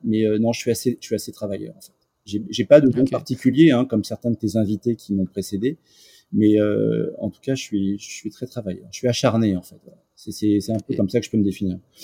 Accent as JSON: {"language": "French", "town": "Paris", "region": "Île-de-France", "country": "France", "tie": "born or raised there", "also_born_or_lived": "Lisieux", "said": "je suis né à Paris dans le 8e"}